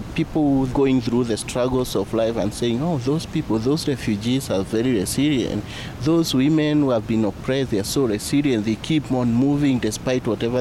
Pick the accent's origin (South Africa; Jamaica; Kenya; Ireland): Kenya; moved away as an adult; now in New Mexico, United States; I am a third year PhD student at the University of New Mexico studying language literacy and social cultural studies. And I am from Kenya